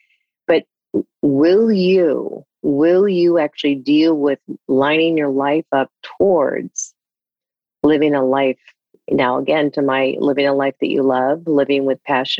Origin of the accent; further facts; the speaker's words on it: East Coast, United States; and I grew up on the East Coast, we shared that earlier